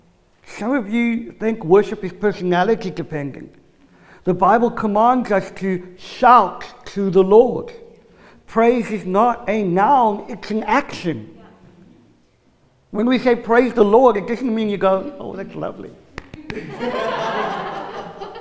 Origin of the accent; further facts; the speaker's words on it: South Africa; I'm South African